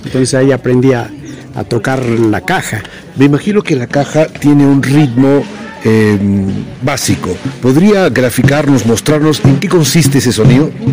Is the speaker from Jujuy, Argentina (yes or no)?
yes; Pueblo Viejo, Jujuy, Argentina; mi pago de, de Pueblo Viejo